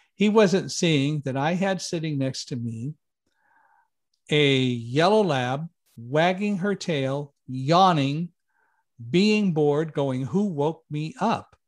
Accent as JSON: {"language": "English", "town": "Palmdale", "region": "California", "country": "United States", "tie": "born or raised there", "moved": "yes", "said": "I grew up in Palmdale, California"}